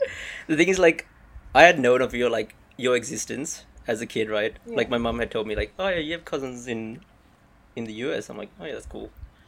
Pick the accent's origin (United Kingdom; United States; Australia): Australia; accent: Aussie